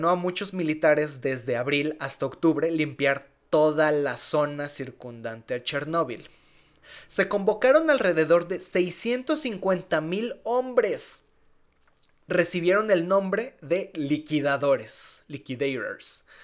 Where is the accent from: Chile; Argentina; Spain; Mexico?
Mexico; Entonces, casi que como mexicanos, mira, con una peda se te quita.